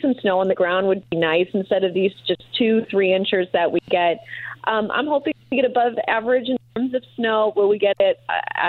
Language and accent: English; Green Bay, Wisconsin, United States; now in Indianapolis, United States; You know, I've been here for about 5 years or so, and I came from the Green Bay area, so I've enjoyed snow